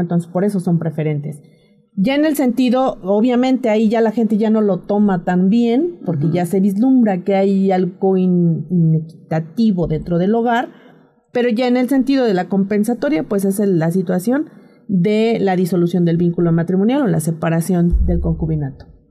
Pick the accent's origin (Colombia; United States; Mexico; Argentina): Mexico; Tlaxcala; moved away; yo vengo de Tlaxcala